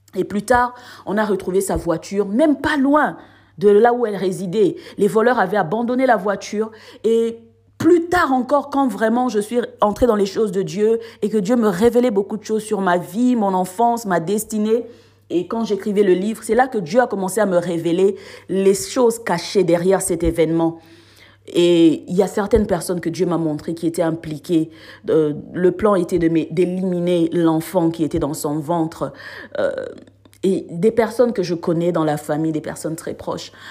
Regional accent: Gombe, Kinshasa, DR Congo; moved away as an adult; also born or lived in South Africa; now in France; là où je résidais avec ma mère, euh, au pays, à Gombe

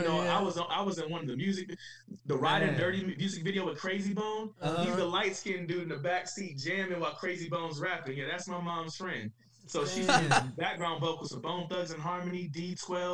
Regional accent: Cleveland, Ohio, United States; I'm from Cleveland, so I put on for my city

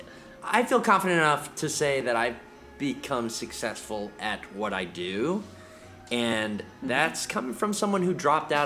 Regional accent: Virginia, United States; moved away as an adult; now in Orlando, United States; I come from Virginia and I had nothing back there.

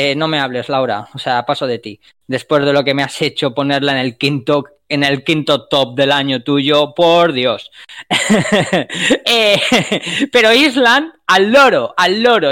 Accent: Spain; nosotros como españoles

